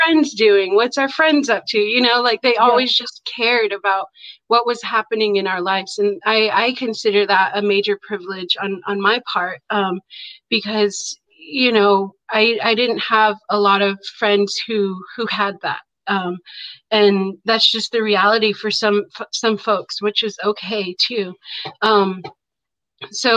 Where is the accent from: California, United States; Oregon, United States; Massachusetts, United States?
Oregon, United States; Warm Springs Indian Reservation; now in Portland, United States; I grew up on the Warm Springs Indian Reservation, and I grew up on my family's cattle ranch